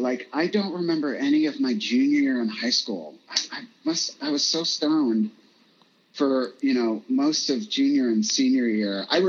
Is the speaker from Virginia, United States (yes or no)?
yes; Virginia, United States; now in Los Angeles, United States; Like, I moved to LA from Virginia, and it was like within a year